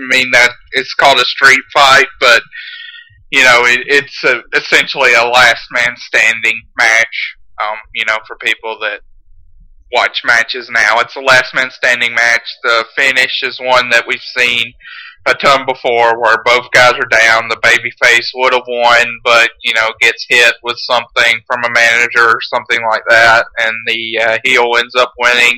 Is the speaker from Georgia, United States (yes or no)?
yes; Carrollton, Georgia, United States; I grew up in Carrollton, Georgia